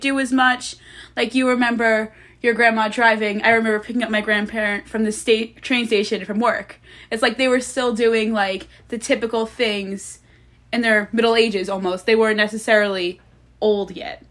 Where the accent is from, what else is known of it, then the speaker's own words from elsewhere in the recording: Long Island, New York, United States; I'm from Long Island